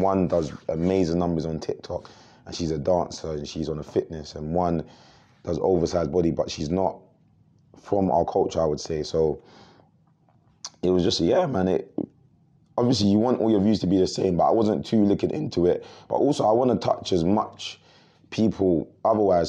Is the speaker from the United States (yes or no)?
no; Croydon, London, United Kingdom; we come from Croydon